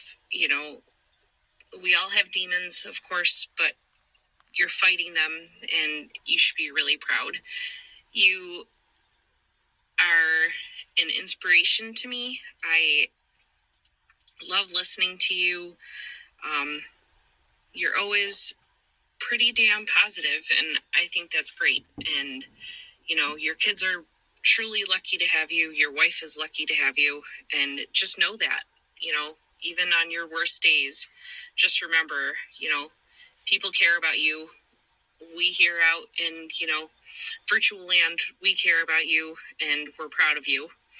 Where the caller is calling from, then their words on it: Buffalo, New York, United States; I'm calling from Buffalo, New York.